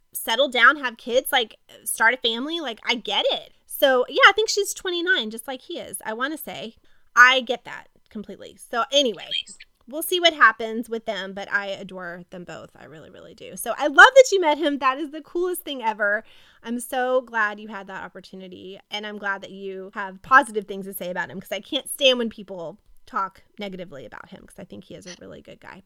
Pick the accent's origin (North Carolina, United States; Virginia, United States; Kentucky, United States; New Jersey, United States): Kentucky, United States; I grew up in Kentucky